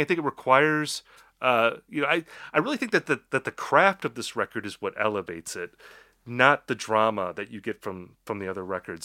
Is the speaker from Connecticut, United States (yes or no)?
no; Wisconsin, United States; I'm from Wisconsin.